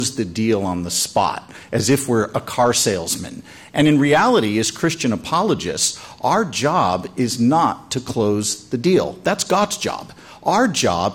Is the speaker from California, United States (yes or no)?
yes; Los Angeles, California, United States; born or raised there; moved away as an adult; also born or lived in Detroit, Michigan